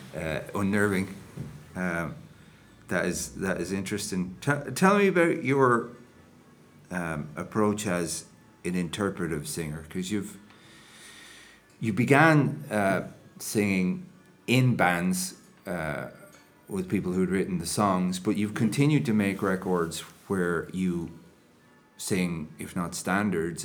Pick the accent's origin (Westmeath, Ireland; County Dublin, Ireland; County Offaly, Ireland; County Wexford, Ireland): County Wexford, Ireland; Enniscorthy; we were on Friary Hill.